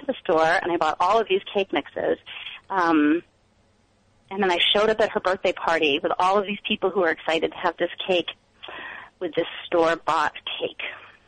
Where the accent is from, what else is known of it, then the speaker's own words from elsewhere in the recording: Bangor, Maine, United States; now in Cambridge; Bangor, Maine, the town that I was from